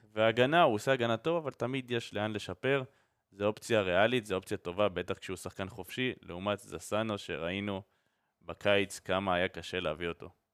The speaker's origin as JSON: {"language": "Hebrew", "country": "Israel", "tie": "born or raised there", "said": "אנחנו גדלנו פה ואנחנו חיים פה"}